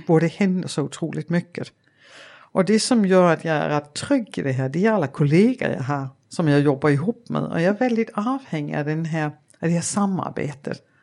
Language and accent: Swedish; Denmark; Swedish is a second language; moved away as an adult; now in Sweden; jag är ju dansk mm. och uh, jag är uppvuxen på Jylland i en liten stad, Åre